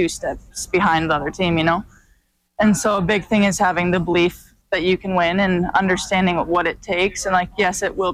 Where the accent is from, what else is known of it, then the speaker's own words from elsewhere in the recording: Helena, Montana, United States; it's huge growing up in Montana